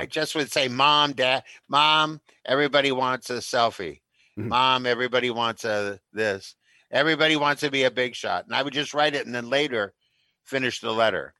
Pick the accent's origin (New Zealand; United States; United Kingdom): United States; Minnesota; as a Minnesotan as I am, a very Midwesterner